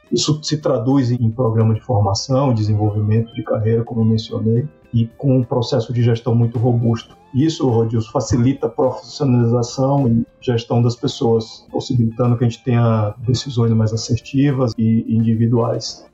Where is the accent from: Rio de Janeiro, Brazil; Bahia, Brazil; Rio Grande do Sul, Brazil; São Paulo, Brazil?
Bahia, Brazil; Coração de Maria; also born or lived in Salvador; sou nordestino, eu nasci em Salvador por falta de estrutura na cidade que meus pais moravam. Fica a 100 quilômetros de Salvador, chamado Coração de Maria.